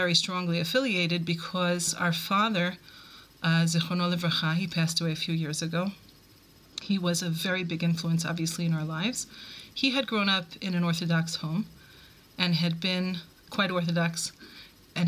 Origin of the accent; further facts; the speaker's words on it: New York, United States; moved away as an adult; also born or lived in Buffalo, New York / Cleveland, Ohio; now in Israel; I was born in New York, raised in both Brooklyn and Queens